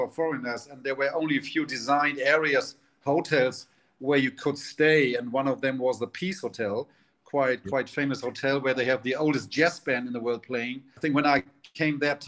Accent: Hamburg, Germany; moved away as an adult; now in Shanghai, China; my first company was a trading company from my hometown, Hamburg in Germany

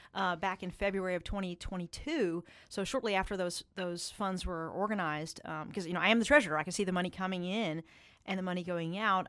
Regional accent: Eastern Kentucky, United States; my home region of Eastern Kentucky

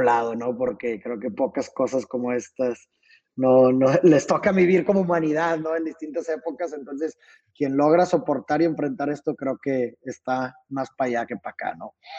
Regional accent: Mexico; yo soy de México

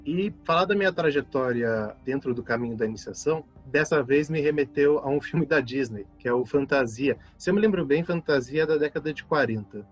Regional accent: São José dos Campos, São Paulo, Brazil; da cidade de onde eu venho, São José dos Campos

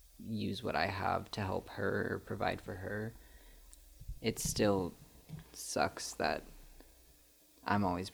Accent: Piedmont, California, United States; I grew up in Piedmont, which is, like, a pretty rich suburb in the Bay Area

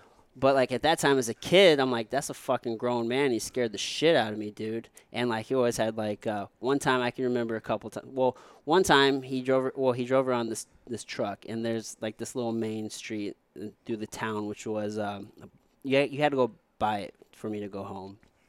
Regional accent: Jefferson City, Missouri, United States; also born or lived in Potosi, Missouri; now in St. Louis, United States; And I grew up in Jefferson City from the time I was, I don't know, like 11. But before then, I lived in Potosi, Missouri, which for the folks listening, it's a small little town, probably, I don't know, about an hour south of here in St. Louis.

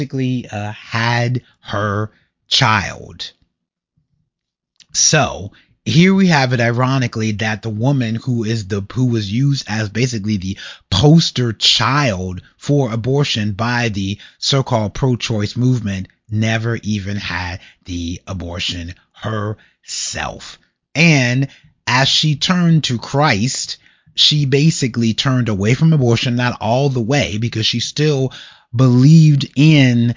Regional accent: Columbus, Ohio, United States; here in my hometown of Columbus, Ohio

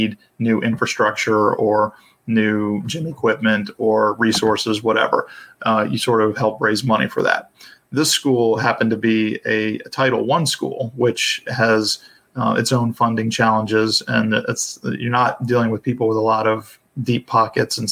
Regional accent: Atlanta, Georgia, United States; also born or lived in South Carolina; I grew up in the Atlanta area

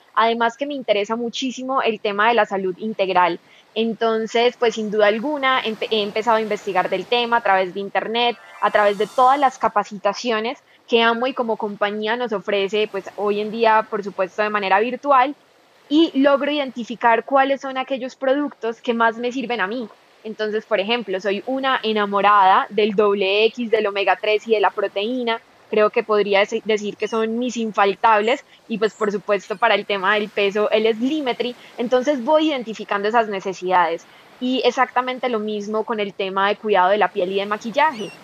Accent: Medellín, Antioquia, Colombia; yo soy de Colombia, de la ciudad de Medellín

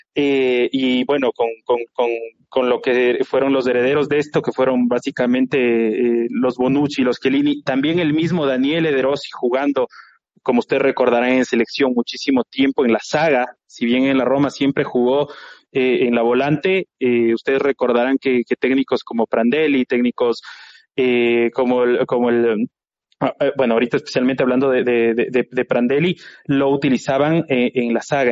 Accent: Ecuador; yo soy ecuatoriano

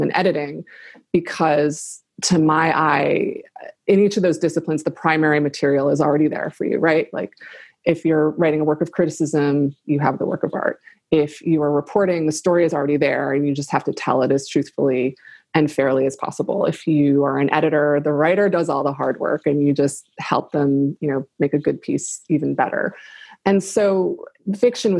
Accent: Buffalo, New York, United States; my hometown of Buffalo

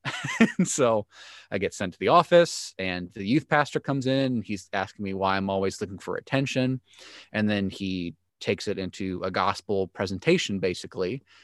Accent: Joliet, Illinois, United States; I grew up in Joliet, Illinois, third child of professing Christians

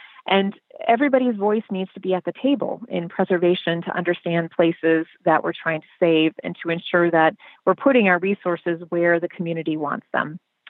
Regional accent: Illinois, United States; And we come from Illinois. We come from the heritage of Daniel Burnham

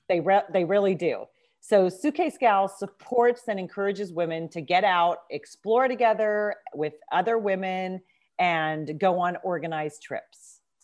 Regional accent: Southern California, United States; moved away as an adult; also born or lived in Nairobi, Kenya; now in Maryland, United States; I grew up in Southern California

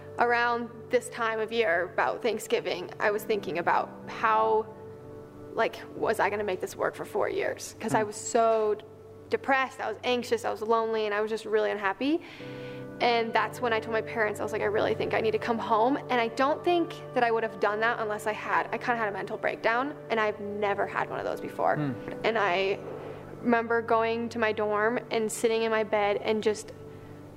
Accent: Boulder, Colorado, United States; I'm from Boulder.

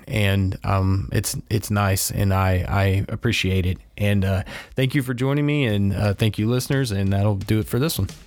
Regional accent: Crestview, United States; this is my hometown

